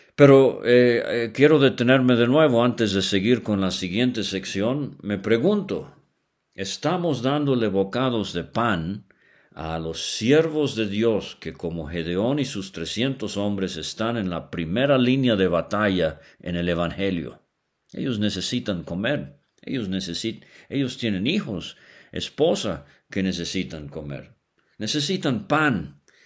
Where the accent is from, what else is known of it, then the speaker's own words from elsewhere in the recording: Venezuela; cuando era niño allá en Venezuela